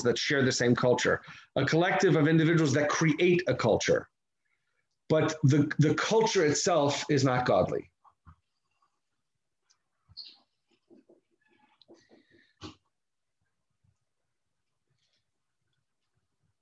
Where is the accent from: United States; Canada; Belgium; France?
United States; I'm an American, it happens to be I'm an American